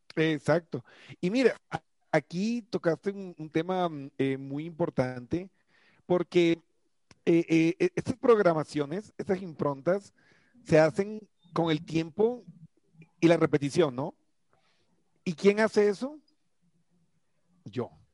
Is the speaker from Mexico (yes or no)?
no; Colombia; yo soy colombiano